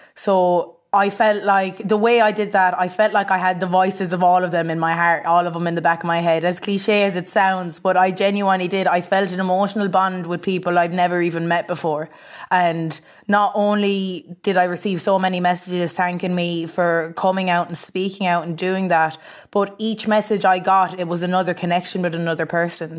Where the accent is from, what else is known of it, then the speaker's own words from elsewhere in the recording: Ennistymon, County Clare, Munster, Ireland; we were living in Innes Diamond in County Clare, small little quaint village.